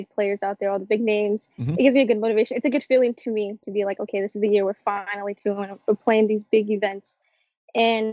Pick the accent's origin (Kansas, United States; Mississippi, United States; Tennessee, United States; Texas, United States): Texas, United States; San Antonio; San Antonio.